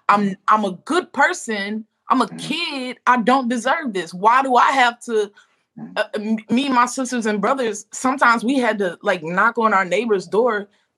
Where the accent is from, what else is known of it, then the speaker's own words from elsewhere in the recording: Louisiana, United States; I'm from Louisiana.